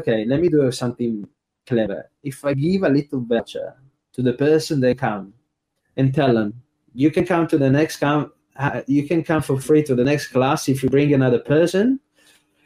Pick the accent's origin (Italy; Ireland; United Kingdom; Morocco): Italy; Trieste, Friuli-Venezia Giulia; first language Italian; English is a second language; moved away as an adult; also born or lived in Melbourne, Australia; now in Australia; working in my hometown, Trieste